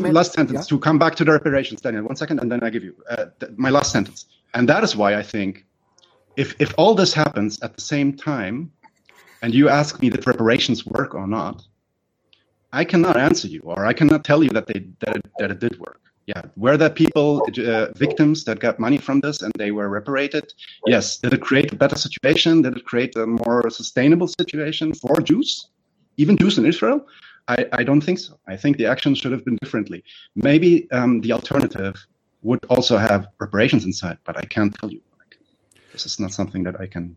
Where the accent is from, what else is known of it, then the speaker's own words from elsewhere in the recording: Germany; I'm born and raised in Germany. I'm not German